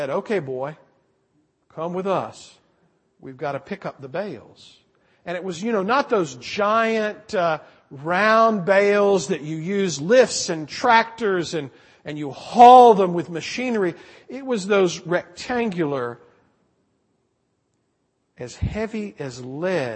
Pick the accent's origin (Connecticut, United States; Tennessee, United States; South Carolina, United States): South Carolina, United States; moved away; I grew up back east in South Carolina